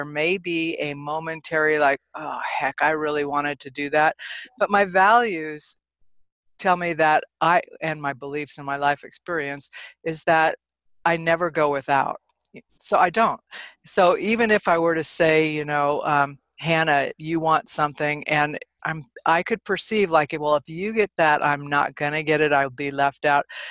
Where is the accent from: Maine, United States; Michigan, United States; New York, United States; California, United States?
California, United States; moved away as an adult; now in Nevada, United States; I'm actually from California. I came here many, many years ago, a few decades ago